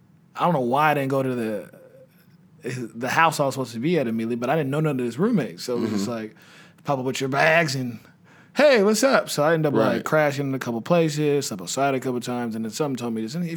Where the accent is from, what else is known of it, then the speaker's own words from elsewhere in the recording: Houston, Texas, United States; I'm supposed to be in Texas, man. I said, what you mean? I'm from Houston.